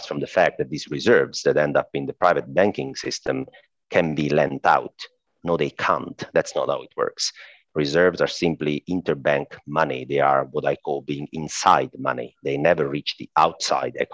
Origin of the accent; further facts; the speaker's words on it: Italy; accent: Italian; I'm Italian, by the way. I guess my accent already gave that up